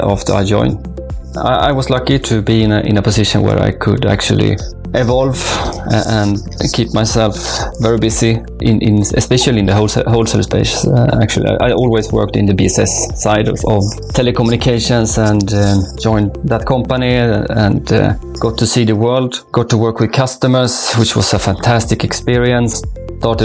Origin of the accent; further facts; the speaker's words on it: Sweden; now in Gothenburg, Sweden; I'm Swedish, moved to Gothenburg 20 years ago.